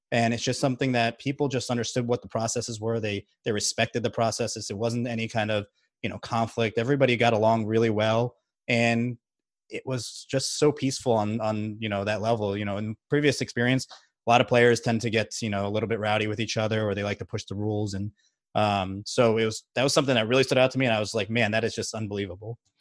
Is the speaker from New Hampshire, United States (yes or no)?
no; Margate, Florida, United States; moved away as an adult; also born or lived in Baltimore, Maryland; now in Texas, United States; I'm actually originally from South Florida. I've lived in, uh, Margate, Florida